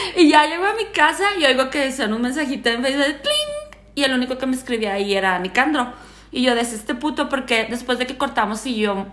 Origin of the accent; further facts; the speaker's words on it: Ciudad Juárez, Chihuahua, Mexico; yo soy de Juárez.